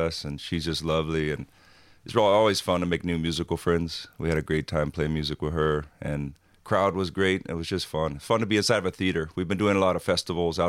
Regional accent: Hawaii, United States; growing up in Hawaii, almost every teenage kid thinks he's going to be a surfer

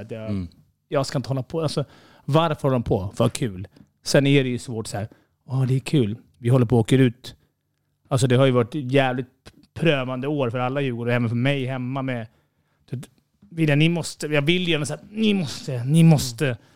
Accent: Stockholm, Stockholm County, Sweden; Även fast vi är från Stockholm och det, man känner att vi är mästarmästarna

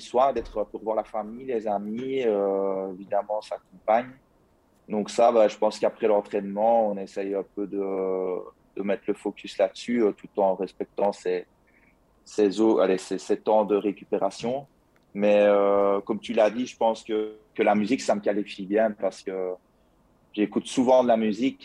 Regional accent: province of Liège, Wallonia, Belgium; je viens de la province de Liège, donc euh, ça, ça, doit s'entendre à mon accent d'ailleurs

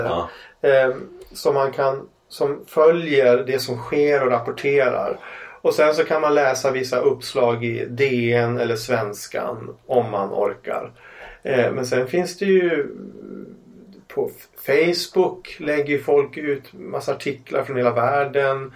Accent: Umeå, Västerbotten County, Sweden; Ålidhem mm. där jag växte upp

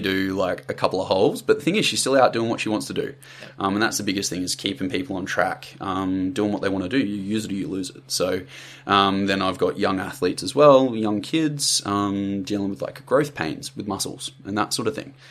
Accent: country Victoria, Australia; now in Sunshine Coast, Australia; so I'm from Country Vic originally. Uh, grew up like down there. Dad was military, so we moved around a lot. That sort of stuff in the Air Force. But yeah, ended up settling in Country Victoria. Grew up down there

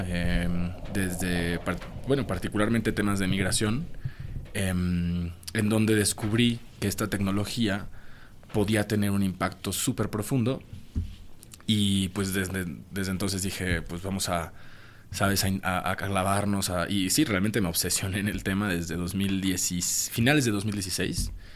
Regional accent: Mexico; soy, soy de México

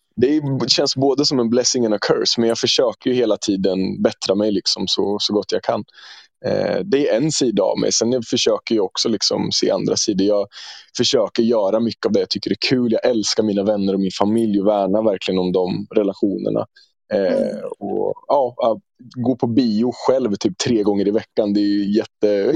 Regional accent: Norrköping, Östergötland, Sweden; jag är född och uppvuxen i Norrköping

